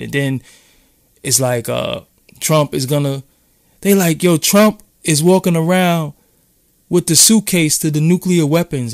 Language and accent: English; New York City, New York, United States; I'm from downtown Brooklyn